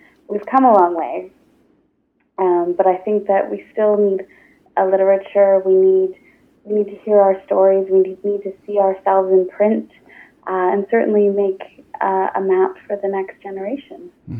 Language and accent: English; outside of Toronto, Ontario, Canada; moved away; also born or lived in Newfoundland / Nova Scotia / Halifax; I grew up outside of Toronto, but I spent a lot of time living in Newfoundland and Nova Scotia and certainly came out in Halifax.